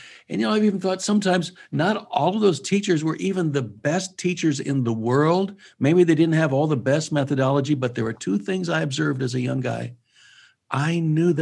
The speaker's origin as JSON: {"language": "English", "town": "Iowa Falls", "region": "Iowa", "country": "United States", "tie": "born or raised there", "moved": "yes", "said": "Church of the Open Bible in Iowa Falls is special to me because that is my home church in my hometown."}